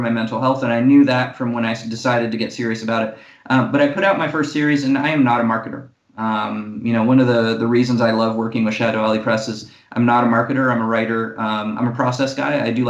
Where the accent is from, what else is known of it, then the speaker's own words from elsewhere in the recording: Monaco; part of the bad side of being the only child and growing up in Monaco and then joining the Marine Corps